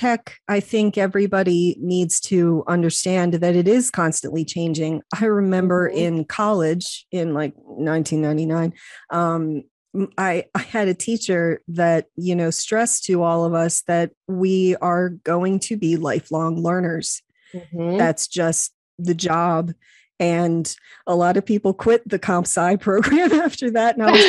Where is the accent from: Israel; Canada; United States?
United States; Whiteville; I grew up in Whiteville and I really knew nothing about the world.